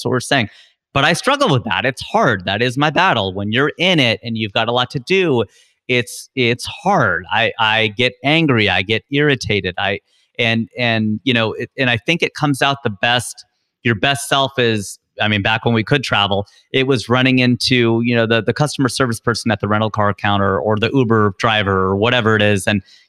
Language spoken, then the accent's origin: English; Midwest, United States; We grew up in the Midwest. It's like there's tornado watches and warnings.